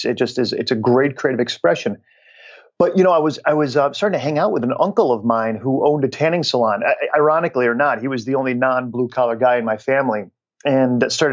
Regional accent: Schenectady, New York, United States; I grew up in Schenectady, New York

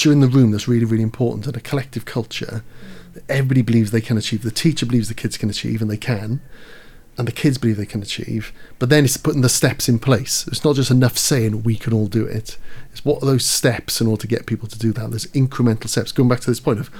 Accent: Caerphilly, Wales, United Kingdom; I'm from Caerphilly

